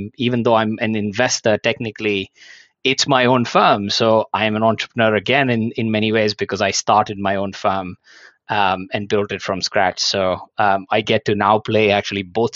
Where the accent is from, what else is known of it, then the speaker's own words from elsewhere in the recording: India; moved away as an adult; now in Hong Kong; I was actually born and brought up in India